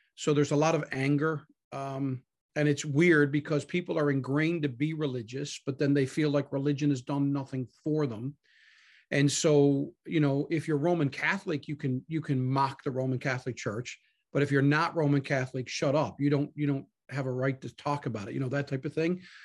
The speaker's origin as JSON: {"language": "English", "region": "Newfoundland and Labrador", "country": "Canada"}